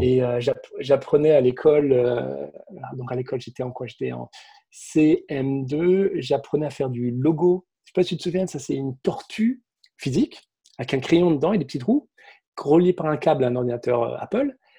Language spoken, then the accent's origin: French; Saint-Brieuc, Brittany, France; moved away as an adult; also born or lived in Cupertino, California; now in Silicon Valley, United States; je suis breton d'origine. Je grandis à Saint-Brieuc, Côte-du-Nord à l'époque